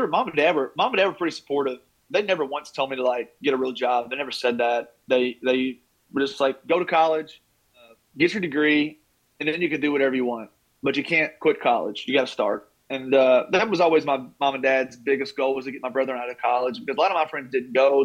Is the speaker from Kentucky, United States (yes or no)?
yes; Taylorsville, Kentucky, United States; growing up in Taylorsville, we didn't have a pro team in Louisville.